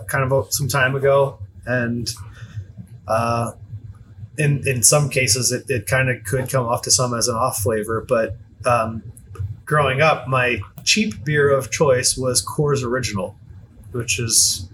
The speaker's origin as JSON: {"language": "English", "region": "Maryland", "country": "United States", "said": "Just outside of Baltimore."}